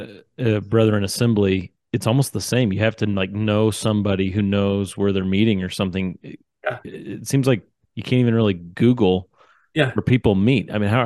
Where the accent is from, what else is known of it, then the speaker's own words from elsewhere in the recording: Central Missouri, United States; now in Utah, United States; I'm from Central Missouri and became a believer at the age of 16.